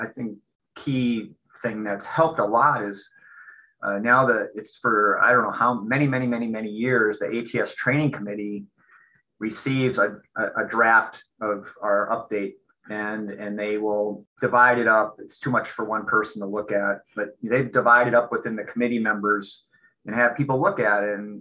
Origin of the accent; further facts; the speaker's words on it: Minnesota, United States; moved away as an adult; also born or lived in Seattle; I grew up in Minnesota, I came back here initially at the University of Minnesota